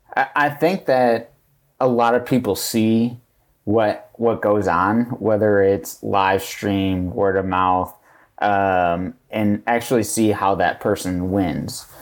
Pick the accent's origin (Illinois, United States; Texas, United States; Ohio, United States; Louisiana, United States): Illinois, United States; Chicago south suburbs; I'm from the South Summers